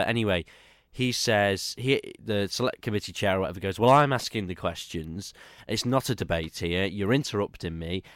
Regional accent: Isle of Man; I'm from the Isle of Man

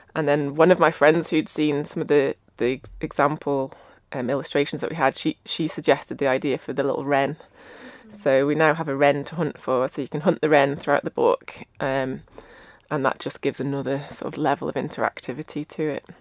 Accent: Ramsey, Isle of Man; I grew up in Ramsey. I did Manx dancing.

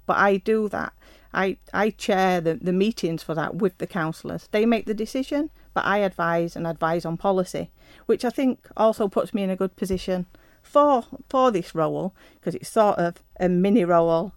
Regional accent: Yorkshire and the Humber, United Kingdom; moved away as an adult; also born or lived in London; I was born in South Yorkshire in a small mining town. Um, attended a local school and left school at 17

